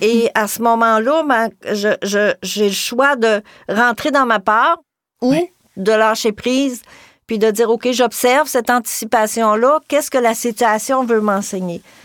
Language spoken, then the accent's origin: French; Gaspésie, Quebec, Canada; par chez nous en Gaspésie